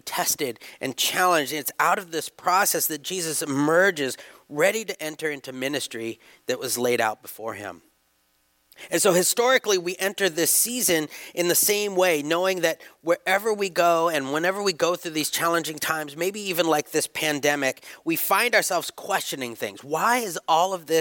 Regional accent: United States; I'm American. I'm very happy to be American.

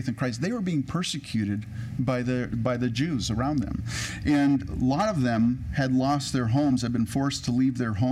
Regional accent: California, United States; also born or lived in Edmonton, Alberta, Canada; I grew up in California

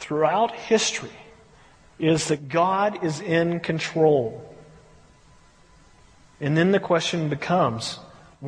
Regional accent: United States; we as American, you know, American churches

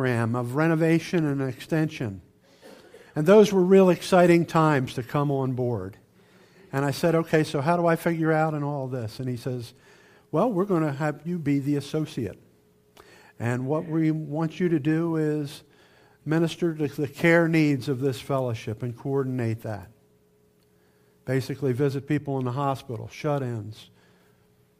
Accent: Camden, New Jersey, United States; I was born and raised in Camden, New Jersey, which is right across the river from Philadelphia

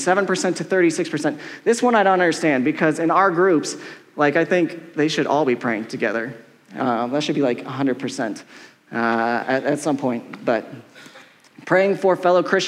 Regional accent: Colorado, United States; I'm from Colorado

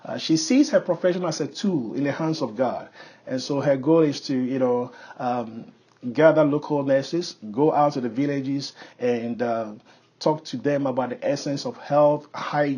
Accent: Ghana; moved away; I was born and raised in Ghana

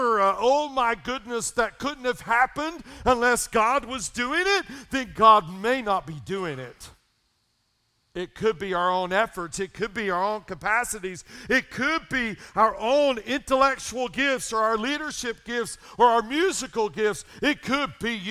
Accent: Old Fort, North Carolina, United States; also born or lived in East Tennessee; born in backwoods Tennessee, moved to Old Fort when I'm in fourth grade

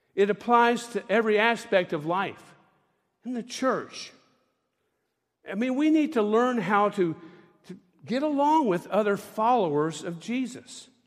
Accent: Tampa, Florida, United States; I grew up in Tampa, Florida

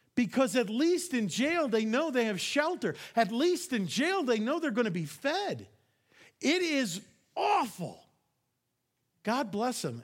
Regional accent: New York, United States; I am from New York

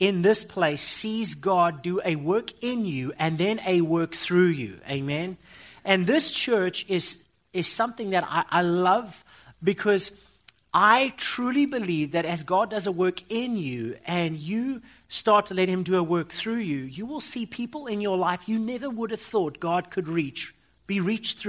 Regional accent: Johannesburg, Gauteng, South Africa; I come from South Africa

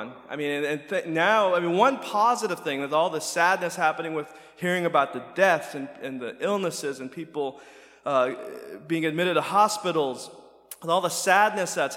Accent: United States; growing up in America

